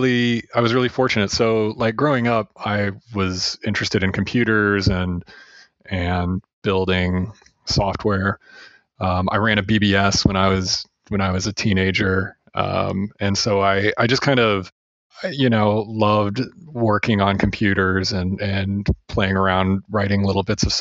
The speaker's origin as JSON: {"language": "English", "town": "Champaign", "region": "Illinois", "country": "United States", "tie": "born or raised there", "said": "I kept getting new jobs in my hometown, and eventually one of the companies that I worked for, like that was like a 5-person company in this cornfield in Champaign, Illinois"}